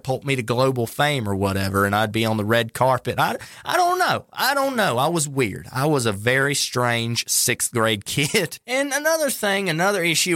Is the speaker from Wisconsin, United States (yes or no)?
no; North Carolina, United States; North Carolina, my home state